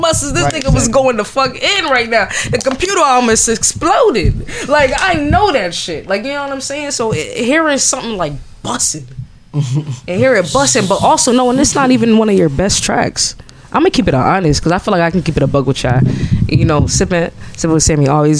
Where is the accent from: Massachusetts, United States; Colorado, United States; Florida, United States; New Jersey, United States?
Massachusetts, United States; Boston; moved away as an adult; now in Philadelphia, United States; I'm from Boston